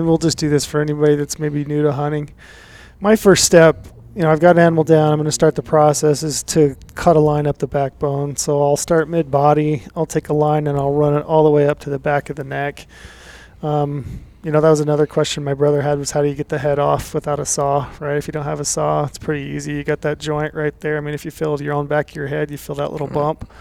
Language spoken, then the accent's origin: English; Utah, United States; growing up in Utah, we did a lot of, you know, over-the-counter spike hunting